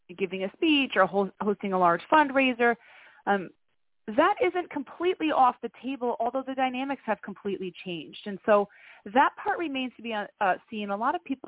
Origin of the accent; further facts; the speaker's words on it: Greenville, New York, United States; now in Albany, United States; I'm actually from a little pocket town south of here called Greenville. That's where I went to high school